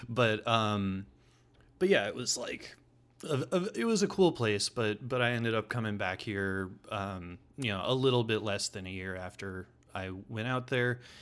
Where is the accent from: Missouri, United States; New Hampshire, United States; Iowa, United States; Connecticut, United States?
Iowa, United States; Des Moines; also born or lived in Kelly, Iowa / Ames, Iowa / Portland, Oregon / Creston, Iowa; I pretty much grew up in Des Moines